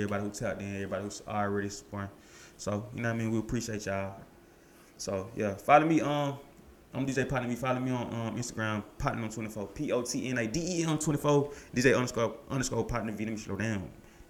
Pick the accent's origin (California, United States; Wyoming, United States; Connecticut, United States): California, United States; accent: Bay Area; Y'all don't hear my Bay accent.